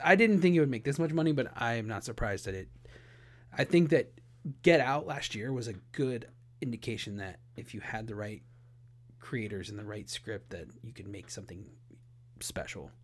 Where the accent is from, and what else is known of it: Ohio, United States; born or raised there